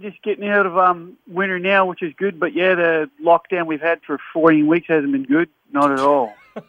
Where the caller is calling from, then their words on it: Melbourne, Victoria, Australia; Victoria. From Melbourne.